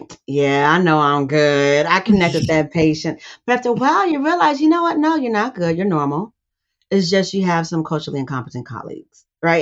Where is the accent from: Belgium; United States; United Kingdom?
United States; California; I grew up in California